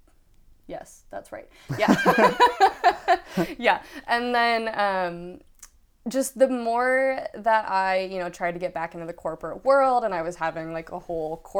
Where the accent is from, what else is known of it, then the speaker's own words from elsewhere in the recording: Michigan, United States; moved away as an adult; also born or lived in Ann Arbor, Michigan; now in Seattle, United States; I'm originally from Michigan, and I moved here to Seattle in April of 2017